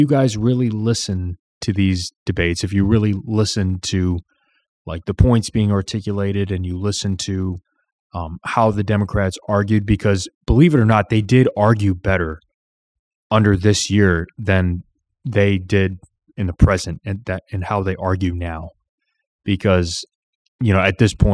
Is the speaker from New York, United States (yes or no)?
no; Illinois, United States; I'm from Illinois